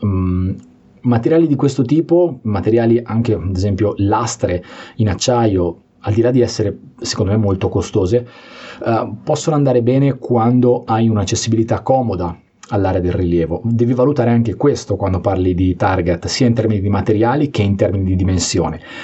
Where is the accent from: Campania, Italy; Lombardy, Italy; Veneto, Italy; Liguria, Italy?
Liguria, Italy; sono anche ligure